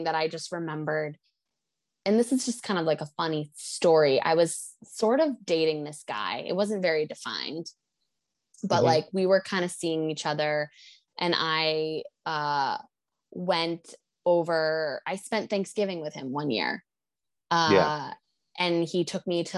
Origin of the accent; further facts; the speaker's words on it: United States; I'm horribly American right now.